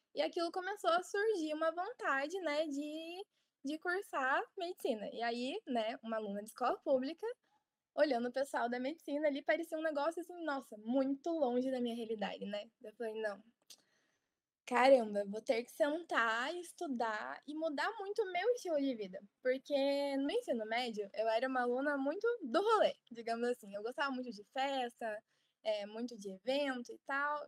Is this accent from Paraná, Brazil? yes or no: yes; Ponta Grossa, Paraná, Brazil; moved away as an adult; now in Curitiba, Brazil; Eu sou de Ponta Grossa, Paraná, e meu objetivo era ter passado na Universidade Estadual de Ponta Grossa